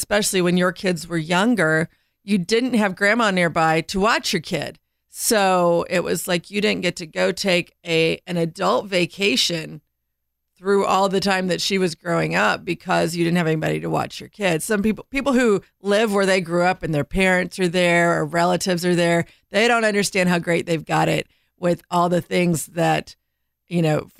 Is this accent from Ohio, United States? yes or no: no; Indiana, United States; We did do a family vacation every year to Kentucky Lake, which was we're from Indiana.